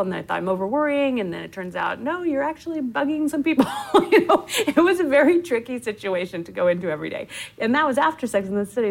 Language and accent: English; Oklahoma, United States; moved away; I grew up in Oklahoma